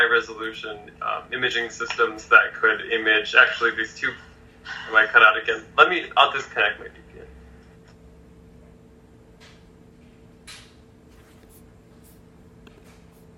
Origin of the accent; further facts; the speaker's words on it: Los Angeles, California, United States; growing up in Los Angeles